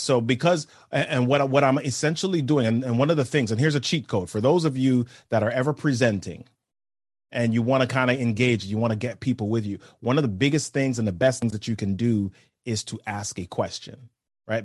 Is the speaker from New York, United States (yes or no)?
yes; New York City, New York, United States; I grew up in New York City.